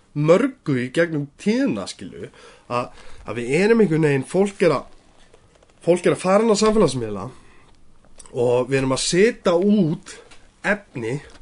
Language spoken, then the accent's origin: Icelandic; Iceland; við erum Íslendingar